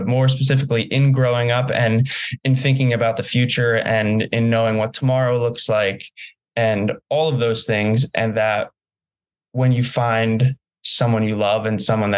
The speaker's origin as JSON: {"language": "English", "region": "New Jersey", "country": "United States", "tie": "born or raised there", "moved": "yes", "said": "I had a wonderful upbringing in New Jersey"}